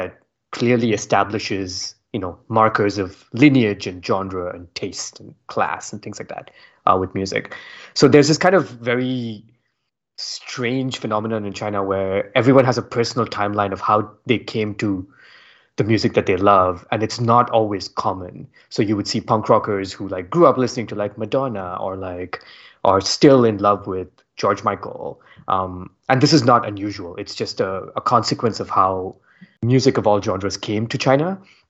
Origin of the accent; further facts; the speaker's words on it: India; Like growing up in India, I feel like I consumed music before there was a music media to tell me what to consume.